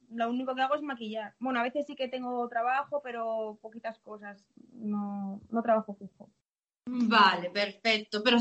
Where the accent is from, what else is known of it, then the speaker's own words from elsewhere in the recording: Valladolid, Castile and León, Spain; Soy de Valladolid.